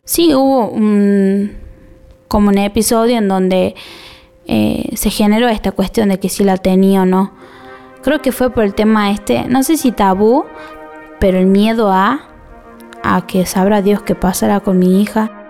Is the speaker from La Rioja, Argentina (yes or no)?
yes; Chilecito, La Rioja, Argentina; soy de Chilecito, La Rioja.